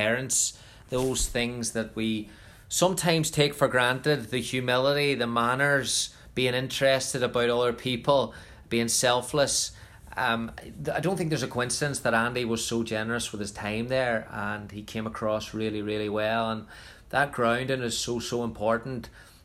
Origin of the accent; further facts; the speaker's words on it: Northern Ireland, United Kingdom; moved away as an adult; I'm from Northern Ireland. I haven't lived at home since 1999